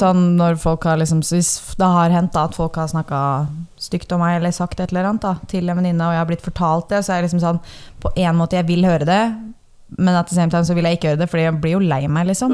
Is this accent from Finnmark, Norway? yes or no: no; Horten, Vestfold, Norway; now in Oslo, Norway; hjemme i Horten, da, som sånn da jeg flytta til Oslo